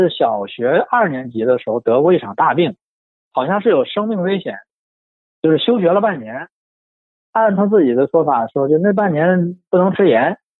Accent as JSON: {"language": "Chinese", "town": "Shenyang", "region": "Liaoning", "country": "China", "tie": "born or raised there", "said": "因为我小的时候是我是在沈阳长大，但是我也不是沈阳人，我父母都不是沈阳人，都是南方人。"}